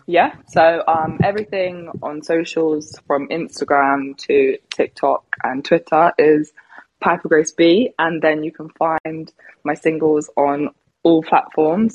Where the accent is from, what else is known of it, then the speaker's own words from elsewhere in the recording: Devon, South West England, United Kingdom; now in London, United Kingdom; I'm originally from Devon, which is, I mean, yeah, it's quite far away from London, maybe about three hours.